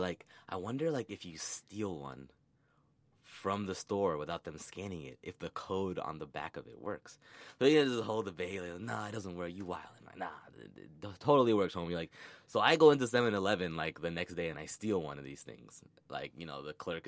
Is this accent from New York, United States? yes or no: yes; New York City, New York, United States; I grew up in the Bronx